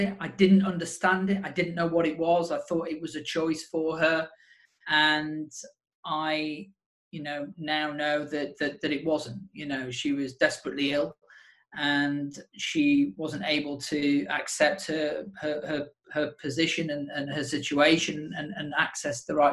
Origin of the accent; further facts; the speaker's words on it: Sheffield, Yorkshire and the Humber, United Kingdom; I'm a Yorkshireman, so brought up, born and bred in Sheffield